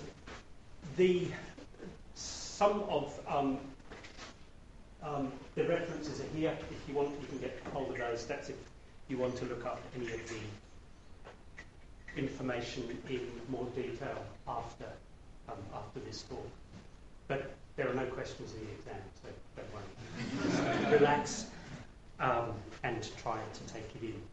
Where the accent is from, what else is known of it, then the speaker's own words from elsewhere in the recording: Sydney, New South Wales, Australia; moved away as an adult; also born or lived in United Kingdom; now in Perth, Australia; I was born in the United Kingdom, moved to Australia when I was 13, grew up on the other side, on the East Coast, in Sydney, did my study there, worked there